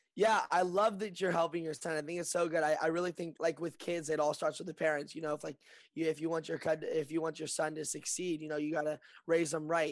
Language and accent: English; Lexington, Kentucky, United States; moved away as an adult; now in Burbank, United States; I'm born and raised in Lexington, Kentucky, and I just moved to uh, Burbank